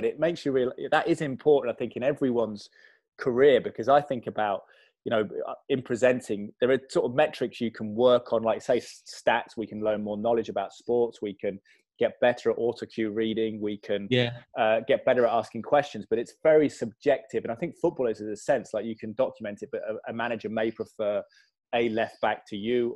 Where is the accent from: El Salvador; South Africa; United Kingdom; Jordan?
United Kingdom; Malvern, West Midlands; also born or lived in London; I was born in London, but I grew up in my secondary school in Malvern in Worcestershire